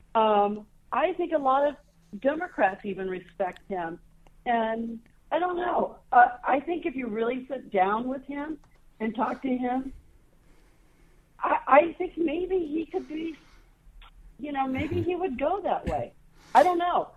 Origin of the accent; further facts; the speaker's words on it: Ohio, United States; also born or lived in Colorado; now in Denver, United States; I'm originally from Ohio. I moved to Colorado in 1980